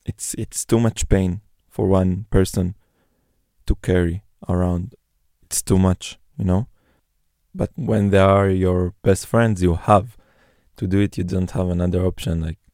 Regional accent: Neve Shalom, Jerusalem District, Israel; English is a second language; Before I'm an Israeli, before I'm a Jew, I'm from Neve Shalom Wacht El Salam. And this is the only place when I can feel fully understandable.

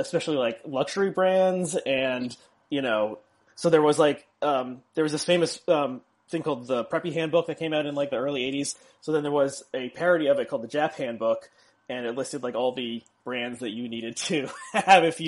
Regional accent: South Orange, New Jersey, United States; I grew up in South Orange, which borders Newark.

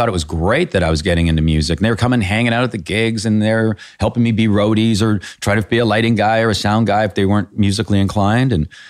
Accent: Canada; So that's because being Canadian.

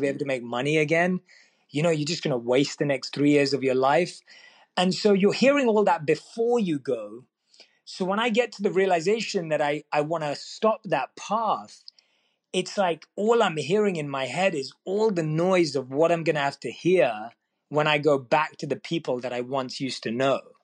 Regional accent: London, United Kingdom; one of few minority Indians in my school in my area in London, where I was born and raised, London, England

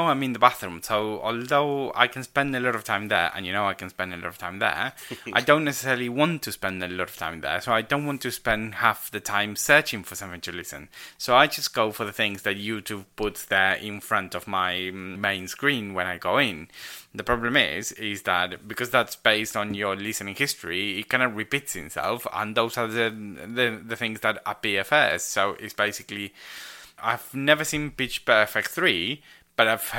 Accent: Argentina; English is a second language; moved away as an adult; now in United Kingdom; when I was back in Argentina in school, I went to a school where I learned

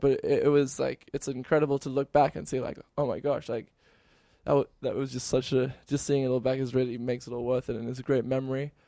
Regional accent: near Cape Town, Western Cape, South Africa; moved away; I'm from South Africa, near Cape Town

